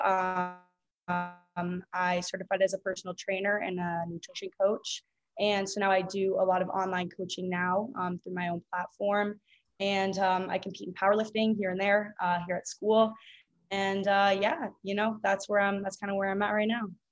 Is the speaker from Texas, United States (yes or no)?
no; Boston, Massachusetts, United States; moved away as an adult; now in Miami, United States; I'm from Boston and I currently go to school at the University of Miami